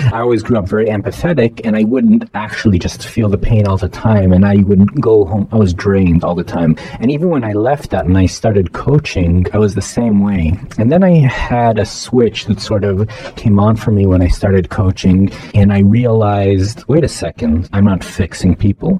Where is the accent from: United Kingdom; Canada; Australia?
Canada; Toronto, Ontario; now in Los Angeles, United States; I grew up in Toronto.